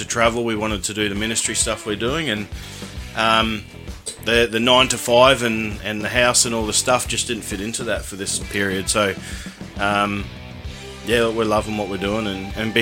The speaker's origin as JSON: {"language": "English", "town": "Ipswich", "region": "Queensland", "country": "Australia", "said": "we're from Ipswich, and that's quite dry out there."}